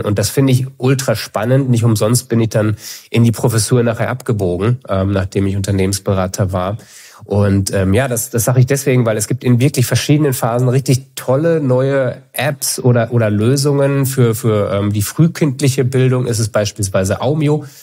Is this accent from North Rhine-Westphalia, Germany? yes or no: yes; Münster, North Rhine-Westphalia, Germany; moved away as an adult; also born or lived in Kiel; now in Hamburg, Germany; Ich bin in Kiel geboren, dann die meiste Zeit in Münster gelebt und jetzt, äh, sehr happy in Hamburg seit fünf Jahren.